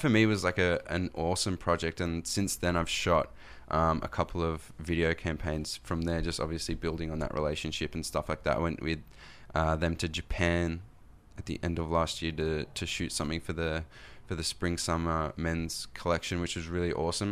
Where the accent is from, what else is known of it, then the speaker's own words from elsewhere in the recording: Australia; accent: Australian; when I come over here to the States, I'm from Australia